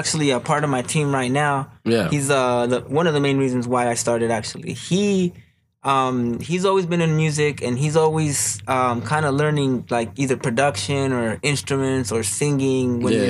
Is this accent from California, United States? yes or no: yes; Baldwin Park, California, United States; I'm from Baldwin Park. I'm from Baldwin Park. I've been there most of my life, bro. Most of my life, I've been living there.